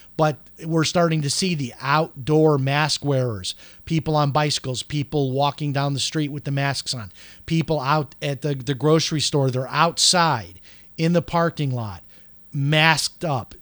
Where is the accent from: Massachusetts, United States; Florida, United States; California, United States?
Florida, United States; Palm Coast; here in my hometown of Palm Coast, Florida